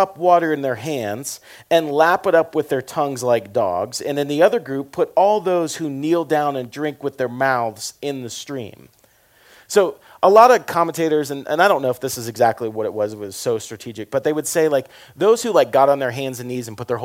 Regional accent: the South, United States; I'm from the South

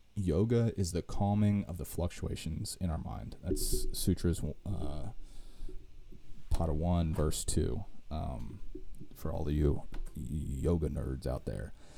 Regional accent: United States; I'm an American

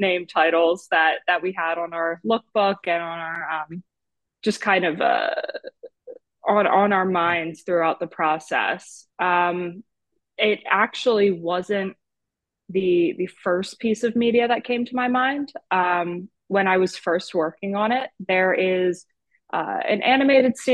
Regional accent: New Jersey, United States; moved away as an adult; now in Philadelphia, United States; I am from South Jersey, so it's right over the bridge from Philadelphia

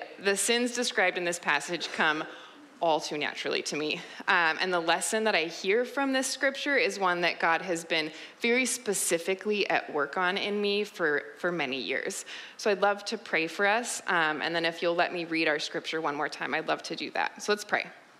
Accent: Vancouver, British Columbia, Canada; I'm from Vancouver, born and raised, and then I left for college and early adulthood and ended up back here.

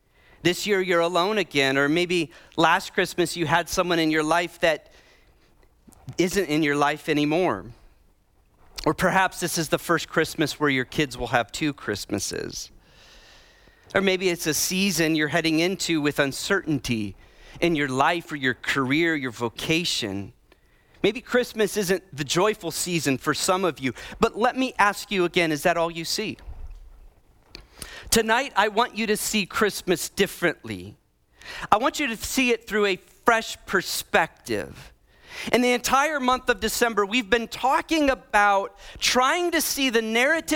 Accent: Midwest, United States; moved away; I grew up in the Midwest.

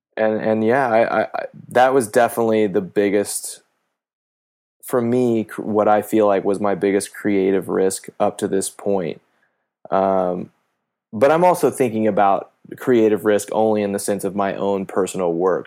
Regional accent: Kansas, United States; moved away; my mom was a cop in my hometown in Kansas for about ten years

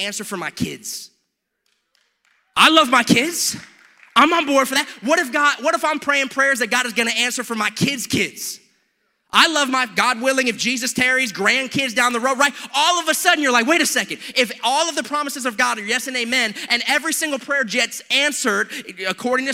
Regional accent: United States; I am an American

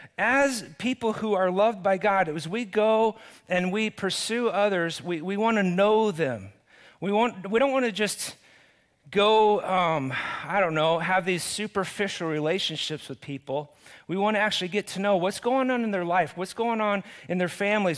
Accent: Cottonwood, United States; I grew up here in Cottonwood

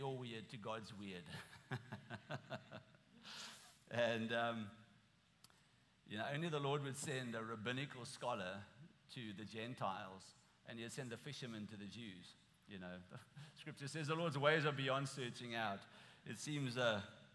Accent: South Africa; moved away as an adult; now in United States; I'm from South Africa

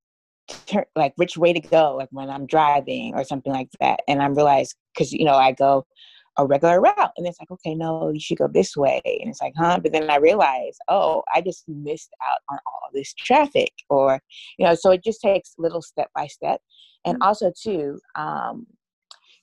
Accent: Atlanta, Georgia, United States; also born or lived in New York; I was born in New York and raised in Atlanta

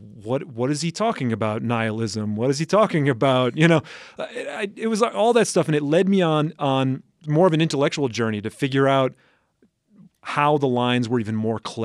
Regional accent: Upper Midwest, United States; But I'm also from the Upper Midwest.

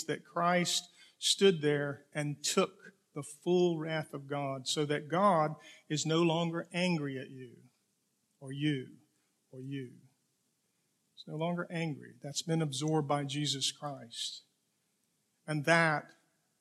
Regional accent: Okefenokee Swamp, Georgia, United States; grew up in the Okefenokee Swamp in Georgia on a farm

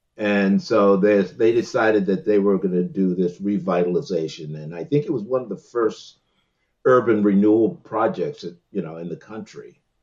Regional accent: Washington, District of Columbia, United States; in Washington D.C. I was born in Washington D.C.

